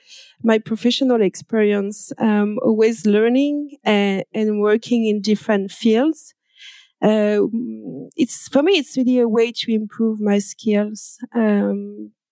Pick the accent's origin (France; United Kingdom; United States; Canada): France; accent: French; English is a second language; I'm French. I guess you can hear with my accent.